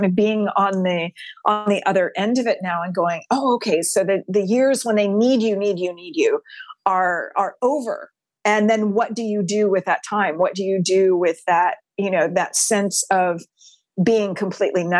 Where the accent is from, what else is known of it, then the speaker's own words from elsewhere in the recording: Texas, United States; I'm a sixth generation Texan on my mom's side.